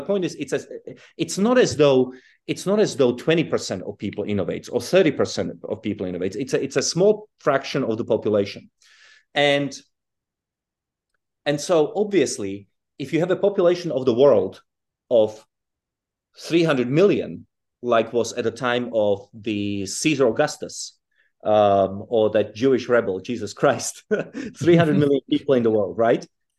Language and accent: English; Czechia; also born or lived in South Africa / United Kingdom; well, I was born in Europe, but I grew up in Czechoslovakia and in South Africa and then in Britain.